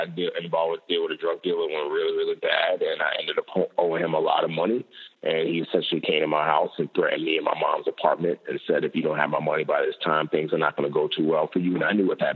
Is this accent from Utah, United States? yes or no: no; New York City, New York, United States; born or raised there; also born or lived in Nigeria / Lagos